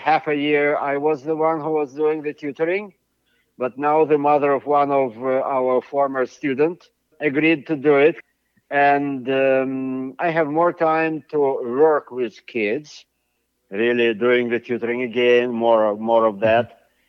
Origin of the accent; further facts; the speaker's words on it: United States; I am an American professor for the last 30 years